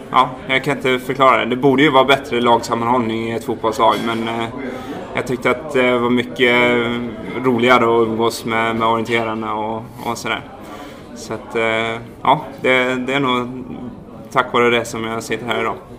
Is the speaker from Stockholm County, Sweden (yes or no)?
no; Härryda, Västra Götaland, Sweden; moved away as an adult; also born or lived in Dalarna; Född och uppvuxen eh, vid Skördal ute i Härryda